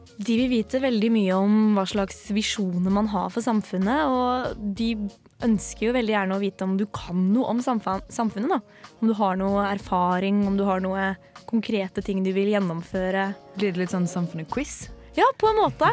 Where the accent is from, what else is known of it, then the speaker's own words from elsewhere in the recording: Oslo, Norway; moved away as an adult; now in Trondheim, Norway; Jeg er fra Oslo.